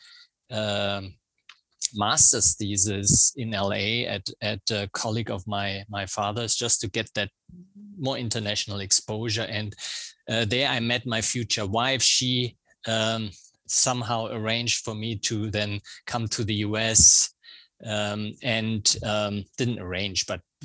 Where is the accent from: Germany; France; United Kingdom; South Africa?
Germany; accent: German; English is a second language; also born or lived in Providence, Rhode Island; now in United States; I have a German accent because that's where I grew up